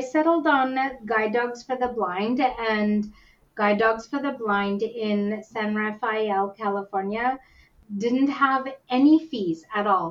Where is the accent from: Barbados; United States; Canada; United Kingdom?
Canada; Whitehorse, Yukon; also born or lived in India; I was born in India and adopted to Canada by uh, a Canadian couple, and I was number five out of the six children to be adopted into our family. And uh, we, I was raised up in the Yukon, up in Whitehorse.